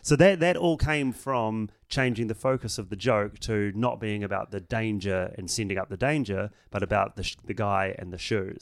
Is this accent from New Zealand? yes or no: yes; New Zealand; I'm from New Zealand